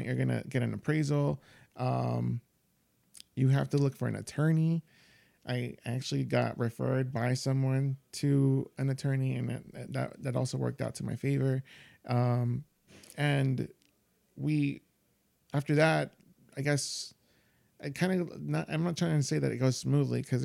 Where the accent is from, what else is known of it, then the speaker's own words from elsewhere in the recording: Yonkers, New York, United States; I grew up in Yonkers, but like with like a single mom